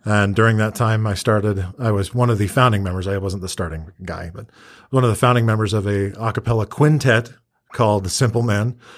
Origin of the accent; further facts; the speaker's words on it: Centerville, Utah, United States; moved away as an adult; now in Cedar City, United States; I am originally from Centerville, Utah